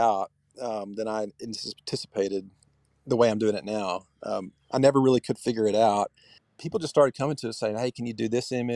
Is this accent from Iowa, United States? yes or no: no; Texas, United States; moved away as an adult; also born or lived in California; now in Columbia, Tennessee, United States; I was born in California, and we moved to Texas when I was 2 years old. So I consider myself kind of more Texan than anything